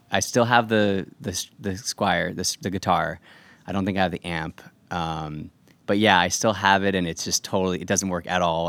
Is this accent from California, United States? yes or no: yes; Irvine, California, United States; also born or lived in New Jersey; I grew up in Irvine